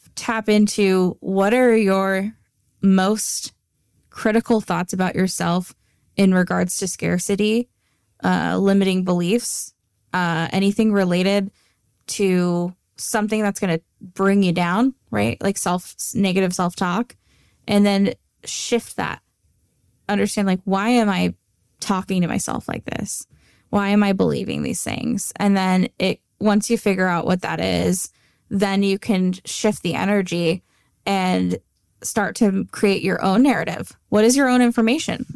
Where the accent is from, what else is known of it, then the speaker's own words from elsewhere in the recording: Antioch, California, United States; growing up in Antioch